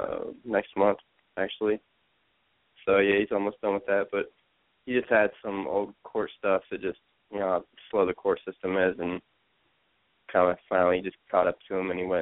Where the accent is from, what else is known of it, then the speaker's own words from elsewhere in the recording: Columbus, Ohio, United States; When I was growing up in Columbus, like, I was super young.